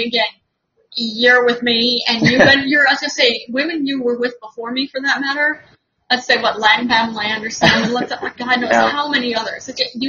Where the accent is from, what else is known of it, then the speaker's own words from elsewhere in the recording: Dublin, Leinster, Ireland; Ireland, Dublin.